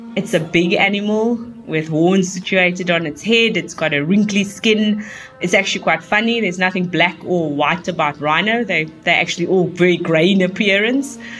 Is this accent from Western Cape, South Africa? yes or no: yes; Cape Town, Western Cape, South Africa; when I was growing up in Cape Town